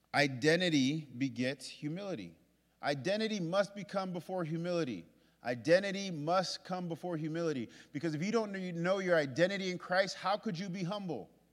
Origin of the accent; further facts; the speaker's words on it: New York, United States; I'm from New York